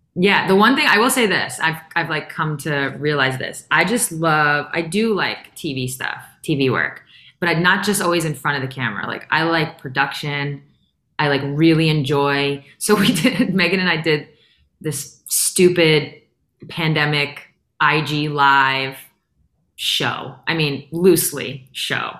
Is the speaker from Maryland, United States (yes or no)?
no; New York, United States; I'm from New York